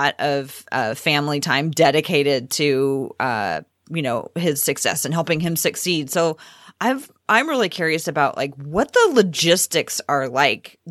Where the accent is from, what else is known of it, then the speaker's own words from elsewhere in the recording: Portland, Oregon, United States; both Cassidy and I grew up here in Portland